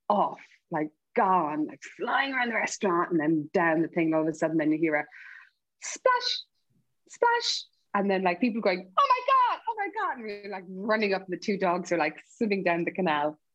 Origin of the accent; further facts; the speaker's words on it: Ireland; moved away as an adult; growing up in Ireland in the 80s